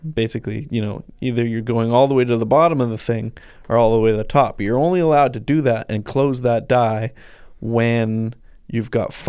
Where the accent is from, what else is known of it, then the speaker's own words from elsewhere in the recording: Ladner, British Columbia, Canada; moved away; Yep, that's my hometown. Population 10 to 15,000.